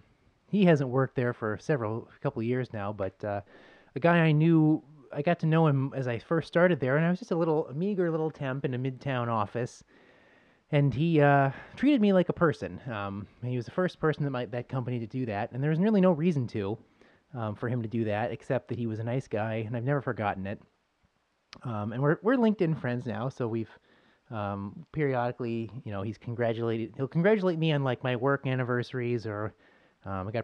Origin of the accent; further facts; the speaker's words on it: Buffalo, New York, United States; moved away; I'm from Buffalo